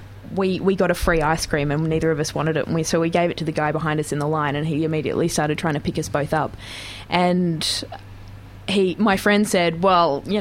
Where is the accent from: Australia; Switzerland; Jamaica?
Australia; Geelong, Victoria; I grew up in Geelong